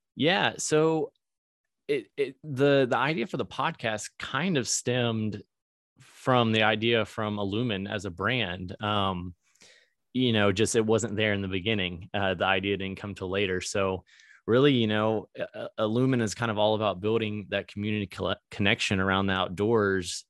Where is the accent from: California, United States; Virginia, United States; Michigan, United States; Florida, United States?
Virginia, United States; moved away as an adult; now in Springfield, Missouri, United States; I was from Virginia